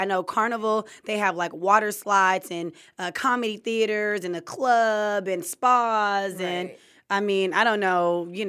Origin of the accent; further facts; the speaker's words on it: California, United States; I'm from Cali, so we go to like Mexico and back.